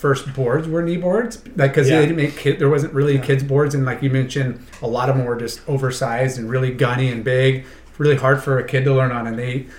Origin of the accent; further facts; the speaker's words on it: Huntington Beach, California, United States; growing up in Huntington